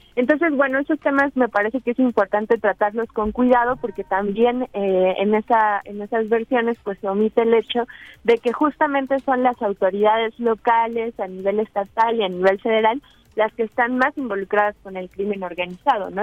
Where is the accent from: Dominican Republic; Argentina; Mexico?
Mexico; como pueblo mexicano